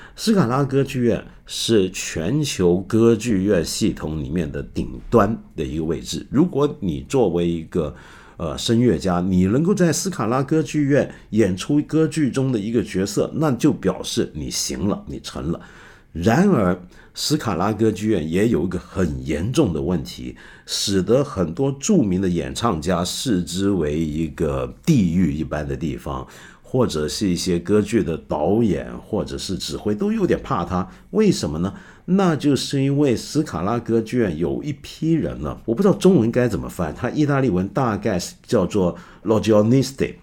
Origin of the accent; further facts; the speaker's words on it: Hong Kong; 我记得以前我小时候在香港，就是听一些爵士音乐会